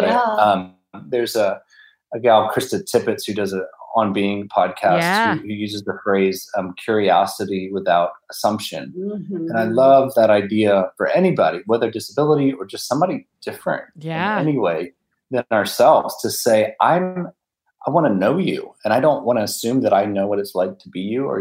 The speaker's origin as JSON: {"language": "English", "town": "Montgomery", "region": "Alabama", "country": "United States", "also_born_or_lived": "Washington, D.C.", "said": "I'm from Montgomery, Alabama, by way of D.C. So kind of claim both. But my family's in Montgomery"}